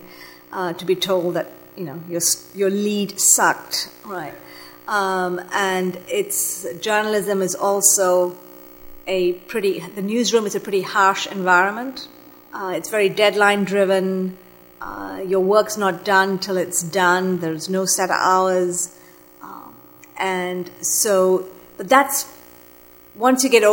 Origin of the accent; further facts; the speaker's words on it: Malaysia; moved away as an adult; I'm of Sri Lankan descent, but I grew up in Malaysia